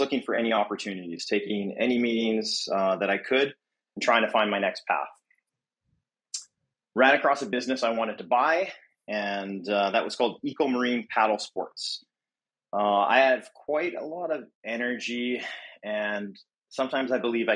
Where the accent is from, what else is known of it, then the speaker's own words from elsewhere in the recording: Edmonton, Alberta, Canada; moved away as an adult; now in Vancouver, Canada; I grew up in Edmonton, Alberta, and I moved to Vancouver in 2010.